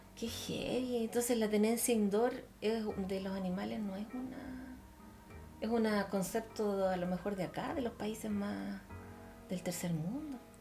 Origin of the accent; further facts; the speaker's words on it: Santiago, Santiago Metropolitan Region, Chile; also born or lived in Ñuñoa; Yo vivo en Macul. Yo no nací en Macul, pero desde los ocho años vivo en Macul.